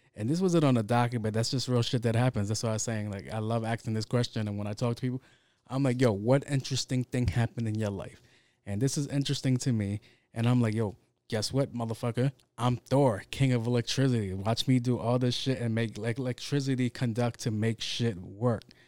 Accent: New York City, New York, United States; I grew up in Jamaica, Queens

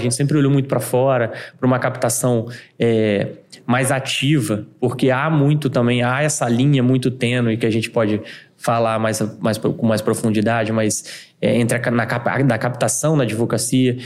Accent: Vila Velha, Espírito Santo, Brazil; eu sou de Vila Velha

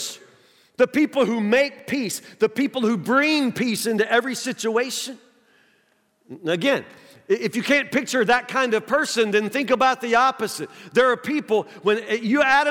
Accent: Woodburn, United States; I'm from Woodburn

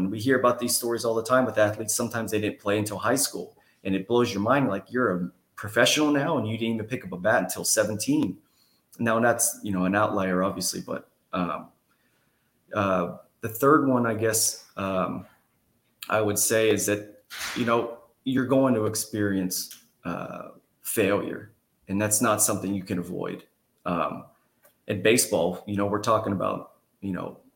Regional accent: Houston, Texas, United States; I was from the Houston area

